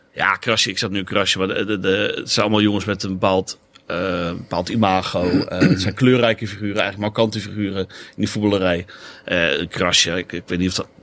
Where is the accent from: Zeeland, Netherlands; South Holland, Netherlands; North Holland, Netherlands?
South Holland, Netherlands; Katwijk; Ik kom uit Valkenburg in, in Katwijk.